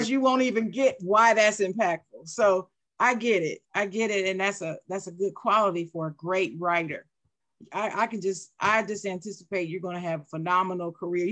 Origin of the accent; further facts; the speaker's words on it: Dayton, Ohio, United States; I'm from Dayton, Ohio.